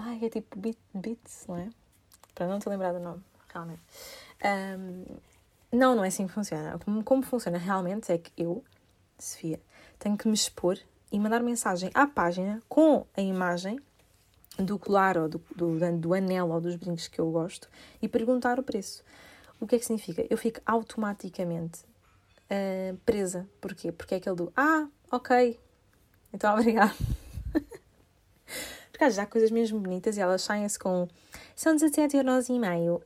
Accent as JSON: {"language": "Portuguese", "country": "Portugal", "also_born_or_lived": "United Kingdom"}